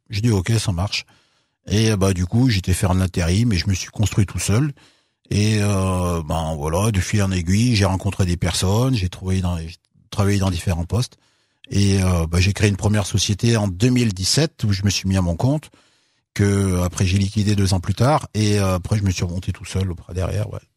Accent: Unieux, Auvergne-Rhône-Alpes, France; also born or lived in Bogotá, Colombia; Moi j'ai grandi euh, à Unieux, ouais. bah, tout le bassin de Londaine, hein, j'ai grandi

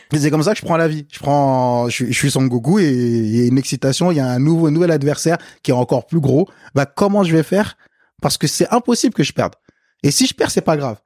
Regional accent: France; also born or lived in Africa; quand je suis arrivé en France

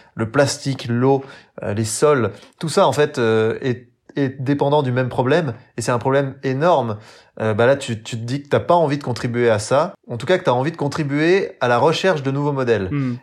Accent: Jura, Bourgogne-Franche-Comté, France; j'ai grandi dans le Jura, donc euh, souvent je le répète, mais dans le haut budget pour être exact, sur le massif du Jura

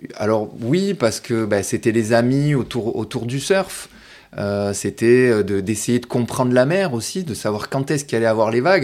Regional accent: Martigues, Provence-Alpes-Côte d'Azur, France; je suis né à Martigues. Oui. Donc, euh, voilà, j'ai grandi euh, ici, au bord de l'eau.

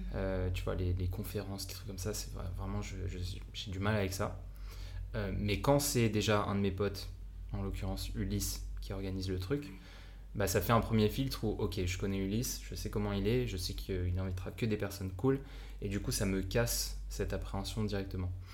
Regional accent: France; accent: French; moved away; also born or lived in Japan; je suis un Français euh, avec mon accent pourri

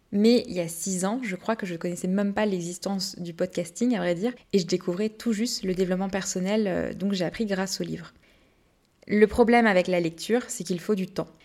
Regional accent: Brittany, France; je suis bretonne

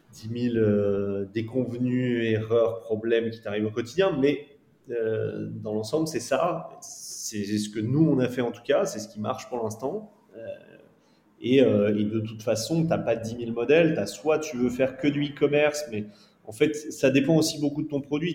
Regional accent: France; nous, en tant que Français

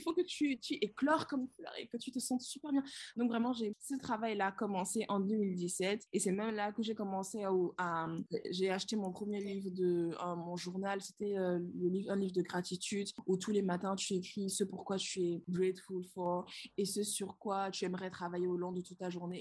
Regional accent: Benin; moved away as an adult; also born or lived in London; C'est notre pays, le Bénin, c'est mon pays, le Bénin.

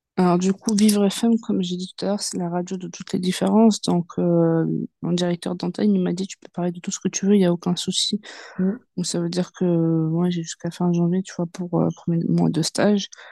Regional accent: Seine-Saint-Denis, Île-de-France, France; also born or lived in Yvelines (78); je suis née, euh, dans 78 et euh, j'ai grandi, euh, enfin j'ai fait une partie de mon enfance en 78 et quand j'ai commencé à devenir, une petite, une petite fille, ben, j'ai grandi dans le 93 et j'ai toujours été dans 93

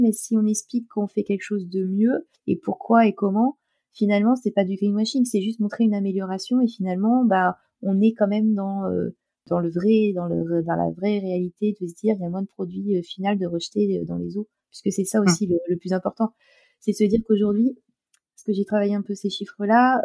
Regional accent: La Rochelle, Nouvelle-Aquitaine, France; je suis de La Rochelle

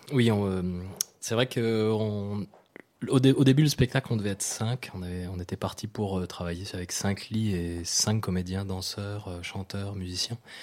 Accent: New Caledonia; je suis né en Nouvelle-Calédonie

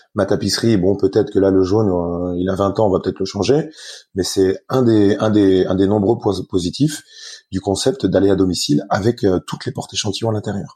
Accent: Lorraine, Grand Est, France; je suis, je suis lorrain, donc assez rigoureux

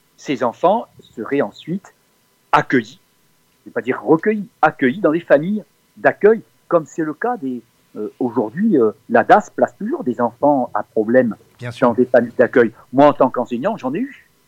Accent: Tourcoing, Hauts-de-France, France; now in Cévennes, France; je suis né dans le Nord, à Tourcoing exactement, et, mm, mais cela fait maintenant 45 ans que je vis dans les Cévennes.

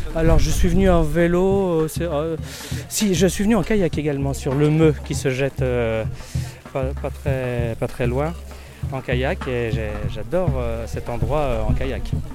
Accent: Noyal-Châtillon-sur-Seiche, Brittany, France; moi je suis de Noyal-Châtillon.

